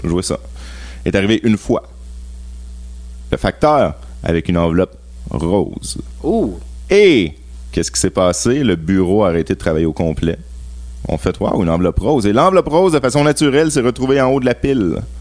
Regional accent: Laval, Quebec, Canada; Donc, euh, j'ai grandi à Laval.

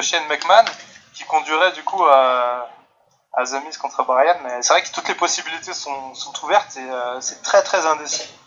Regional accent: France; je viens de France et il est un petit peu plus tard chez moi

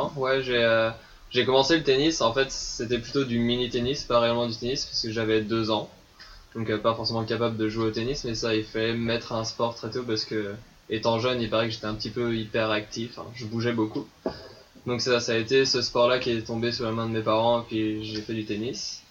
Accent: eastern France, France; moved away as an adult; now in Montreal, Canada; là d'où je viens en France, j'habitais à la mer qui dans l'est de la France

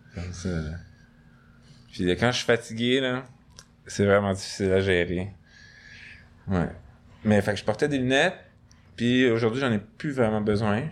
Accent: Montreal, Quebec, Canada; J'ai grandi à moins d'un kilomètre vers l'est de, ce, studio

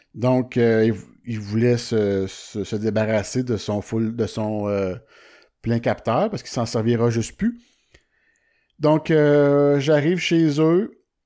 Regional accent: Warwick, Quebec, Canada; je suis de, de Warwick

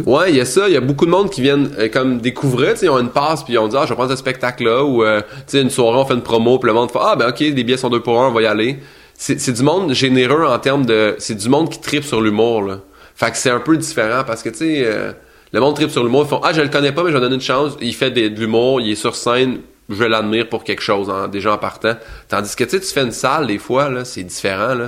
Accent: Saint-Hyacinthe, Quebec, Canada; je vais descendre à Saint-Hyacinthe, qui est ma ville natale

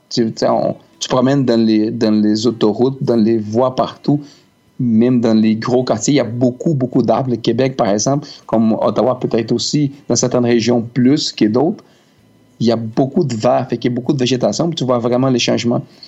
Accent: Brazil; French is a second language; now in Canada; on est brésilien

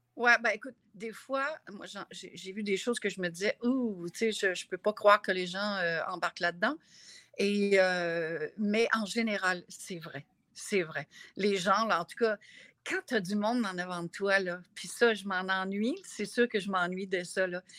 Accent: Gaspésie, Quebec, Canada; je viens de la Gaspésie

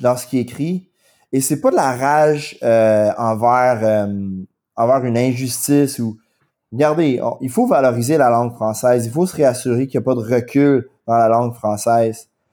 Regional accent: Quebec, Canada; accent: anglophone; first language English; French is a second language; je suis anglophone, mon accent est assez fort, euh, mon français est relativement limité, mais mais j'essaie d'apprendre le français. J'adore le français. J'adore ça être québécois

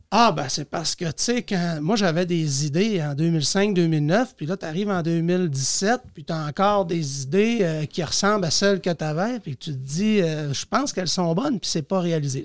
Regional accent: Saint-Méthode, Quebec, Canada; now in Dolbeau-Mistassini, Canada; Je suis un Cateuillet en ce sens que je viens de Saint-Méthode

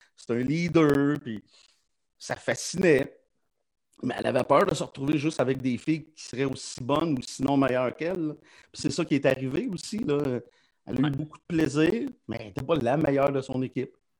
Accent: Lachute, Quebec, Canada; je suis né à la chute dans un quartier qui s'appelle le Petit Canada

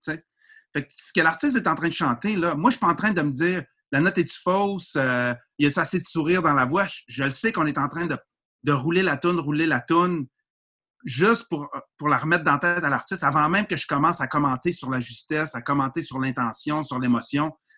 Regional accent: Quebec, Canada

